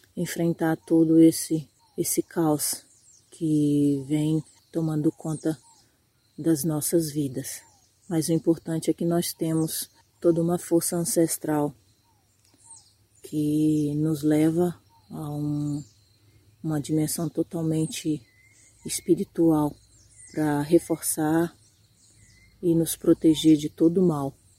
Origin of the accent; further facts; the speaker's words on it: Krenak people, eastern Minas Gerais, Brazil; sou do povo Krenak do estado de Minas Gerais, leste de Minas